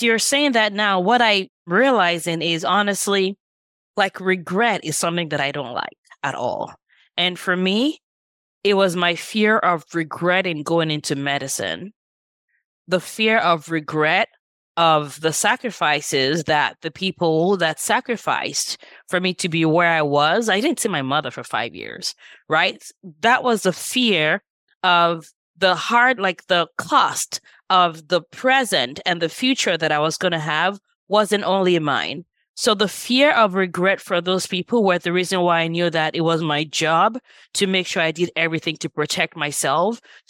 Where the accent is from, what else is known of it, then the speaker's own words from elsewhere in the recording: Nigeria; now in Los Angeles, United States; And I moved from Nigeria about 25 years ago, which is crazy. I'm like, feels like yesterday, but it's been 25 years. And at that point, my siblings and I moved here, and my parents spent most of their time in Nigeria.